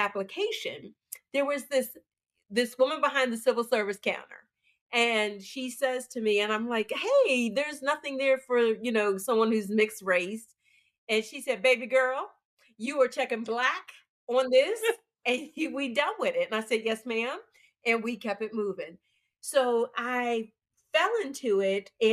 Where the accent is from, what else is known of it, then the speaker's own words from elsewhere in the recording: Pittsburgh, Pennsylvania, United States; moved away; I'm from Pittsburgh, so unions were really big in the Pittsburgh community